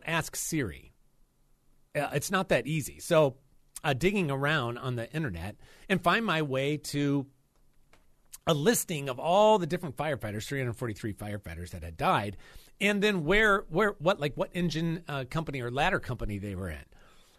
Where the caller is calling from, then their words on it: Raleigh, North Carolina, United States; I'm calling from Raleigh, North Carolina.